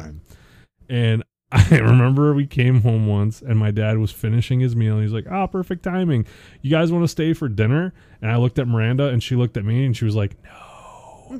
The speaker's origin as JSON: {"language": "English", "town": "Buffalo", "region": "New York", "country": "United States", "moved": "yes", "said": "we're from the Buffalo area originally"}